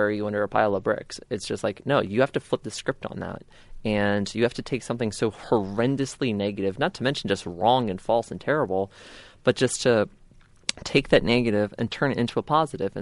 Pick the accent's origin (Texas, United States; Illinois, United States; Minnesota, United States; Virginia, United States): Virginia, United States; Manassas; I was born in Prince William Hospital in Manassas, September 30th, 1984